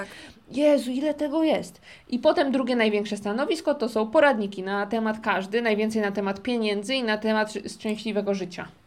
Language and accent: Polish; Silesian Voivodeship, Poland; moved away as an adult; now in South Korea; ja ze Śląska